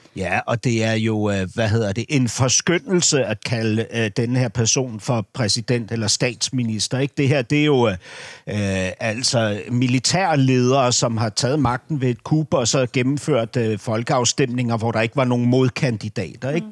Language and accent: Danish; Denmark; som dansker